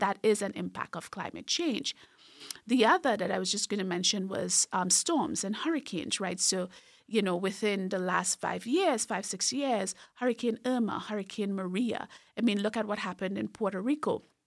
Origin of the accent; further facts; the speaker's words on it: Trinidad & Tobago; moved away; I grew up in a very rural part of Trinidad and Tobago, so in the southern part of the larger island, which is Trinidad